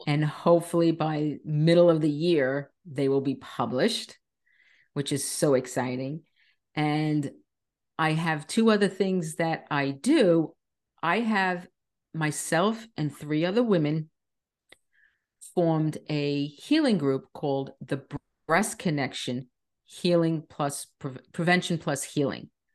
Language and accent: English; Long Island, New York, United States; moved away as an adult; now in Florida, United States; I was born and raised on Long Island, New York